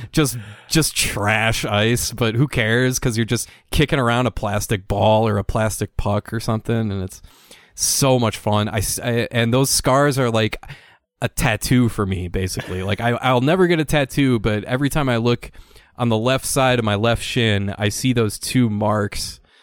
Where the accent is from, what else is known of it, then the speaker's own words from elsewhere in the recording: Saint Paul, Minnesota, United States; Saint Paul, Minnesota, who'd have thought? All these all-time great athletes. Ridiculous. And that's my hometown.